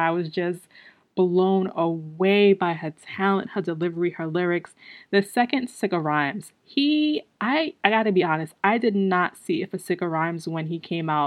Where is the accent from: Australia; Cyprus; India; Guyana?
Guyana; I am Guyanese